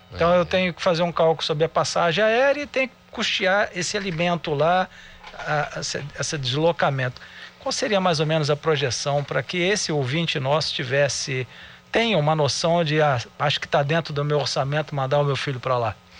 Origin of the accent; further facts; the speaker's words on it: Brazil; nós brasileiros